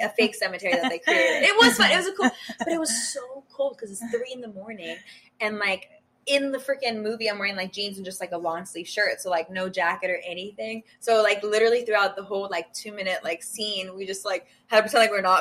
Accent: Austria; first language German; English is a second language; now in United States; I was born in Austria

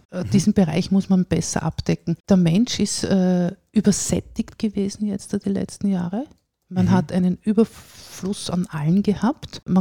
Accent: Vienna, Austria; now in Salzburg, Austria; ich bin auch Wienerin. Ja? Ich, ich komme aus Wien, lebe aber jetzt, wie gesagt, seit äh, 20 Jahren hier, fühle mich als Salzburgerin.

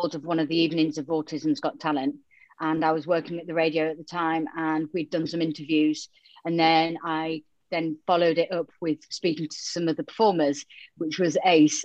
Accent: Yorkshire and the Humber, United Kingdom; accent: Yorkshire twang; also born or lived in Romania; I was born in Romania and then I was adopted to North Yorkshire. So hence the Yorkshire twang.

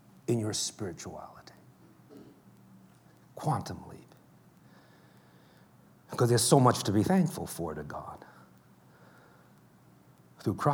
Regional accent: New York City, New York, United States; It's very hard being growing up in New York.

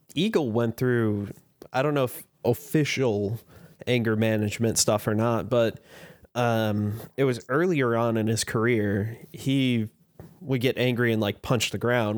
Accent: Chicago, Illinois, United States; now in Fort Wayne, United States; I grew up in the Chicago area.

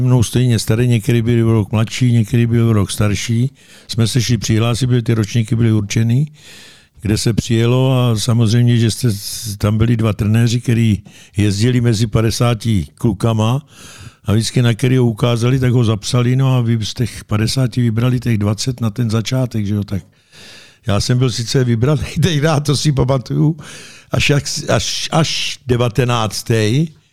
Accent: Pašinka, Central Bohemian Region, Czechia; also born or lived in Kolín / Jihlava; mi bylo deset let. Odešel jsem z Pašinky, kde byla pětiletka

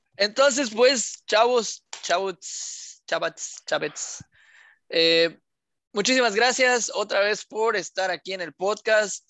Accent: Mexico; somos mexicanos

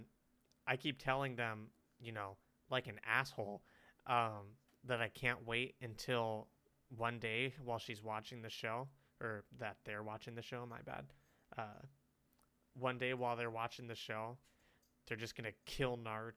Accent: California, United States; moved away; as I was growing up in California, because I was born in California

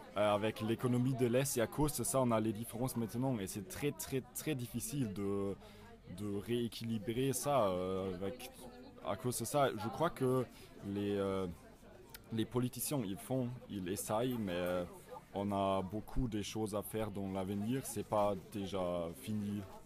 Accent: Berlin, Germany; French is a second language; moved away as an adult; now in Strasbourg, France; je viens de Berlin

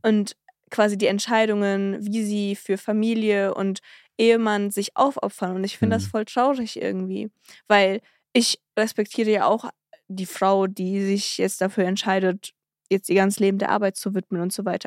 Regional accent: Cologne, North Rhine-Westphalia, Germany; wir sind ja aus Köln

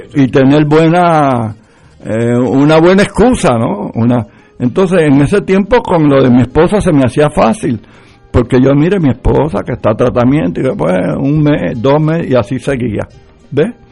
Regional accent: Puerto Rico; yo soy puertorriqueño

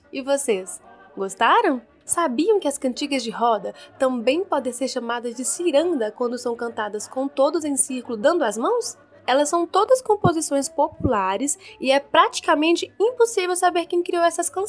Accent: Minas Gerais, Brazil; Eu sou mineira de Minas, mineira de Minas Gerais.

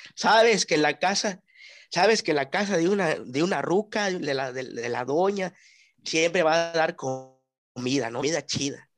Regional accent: Mexico; nosotros como mexicanos

